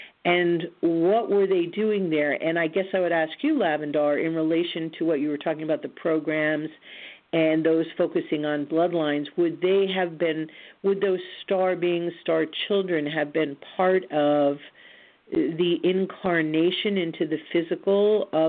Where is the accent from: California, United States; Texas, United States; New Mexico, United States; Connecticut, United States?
New Mexico, United States; Roswell; born there; You may or may not recall that I was born in Roswell, New Mexico, on an Air Force base.